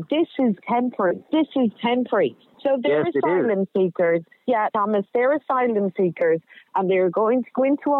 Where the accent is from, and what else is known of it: County Clare, Munster, Ireland